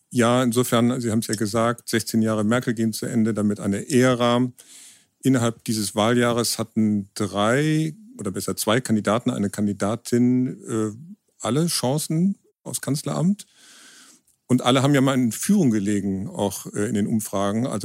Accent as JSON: {"language": "German", "town": "Bonn", "region": "North Rhine-Westphalia", "country": "Germany", "lives_now": "Hamburg, Germany", "said": "im Hauptberuf Dokumentarfilmer. Ich komme aus Bonn, also der alten Hauptstadt, wohne in Hamburg"}